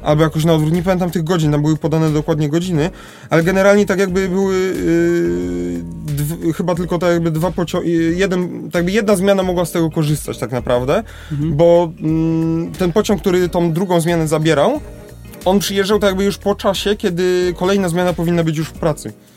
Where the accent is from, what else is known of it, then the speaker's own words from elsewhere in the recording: Lesser Poland, Poland; u nas w Małopolsce